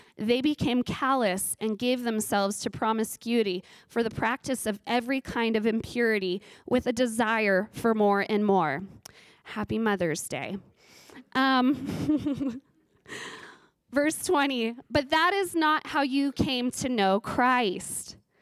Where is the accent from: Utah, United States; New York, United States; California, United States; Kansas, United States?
California, United States; Ridgecrest; I grew up in Ridgecrest, California